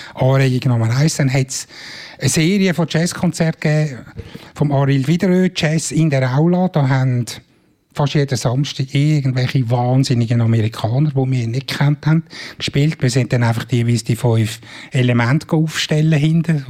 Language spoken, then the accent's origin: German; Switzerland; als Schweizer